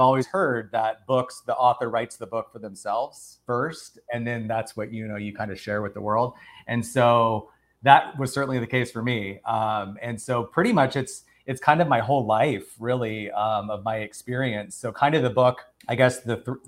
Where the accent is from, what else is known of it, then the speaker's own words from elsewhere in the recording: Arizona, United States; moved away as an adult; now in Los Angeles, United States; I'm from Arizona. I've been living in Los Angeles for about 13 years.